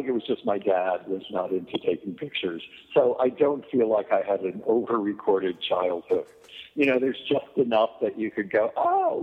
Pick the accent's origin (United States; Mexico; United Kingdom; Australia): United States; Scranton, Pennsylvania; also born or lived in New York; I grew up in Scranton, Pennsylvania